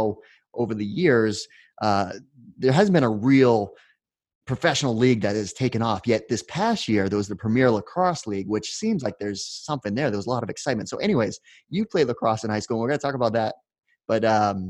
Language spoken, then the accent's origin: English; New Hampshire, United States; I'm 47 years old and I grew up in New Hampshire